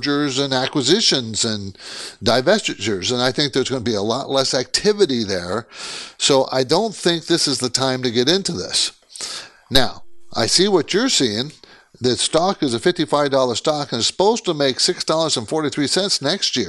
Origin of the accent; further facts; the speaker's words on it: San Diego, California, United States; also born or lived in Olympia, Washington / Seattle, Washington; moved to San Diego. I grew up in San Diego, but I was born there